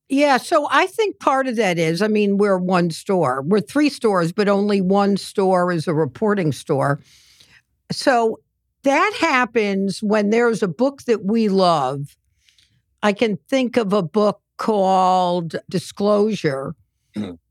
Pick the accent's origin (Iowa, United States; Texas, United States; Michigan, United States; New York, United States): New York, United States; New York City; I was on the Lower East Side. We called that kibitzing.